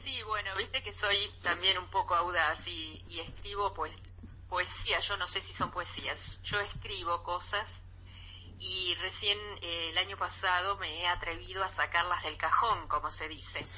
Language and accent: Spanish; Colonia del Sacramento, Colonia, Uruguay; moved away as an adult; now in Buenos Aires, Argentina; Uruguay, que es mi país, ¿no? Sí, Aunque sí, resido hace 34 años en Buenos Aires.